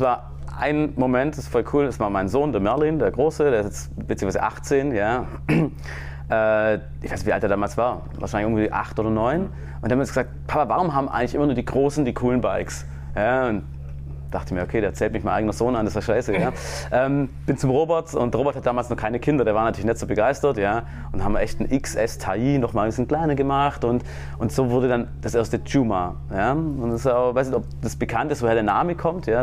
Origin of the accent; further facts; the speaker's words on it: Germany; ich komme aus Deutschland, bin fürs Marketing zuständig